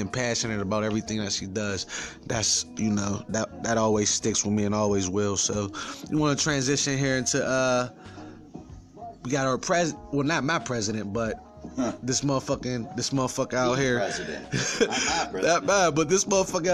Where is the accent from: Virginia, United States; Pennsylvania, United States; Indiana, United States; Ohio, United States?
Pennsylvania, United States; Pittsburgh; I'm from Pittsburgh.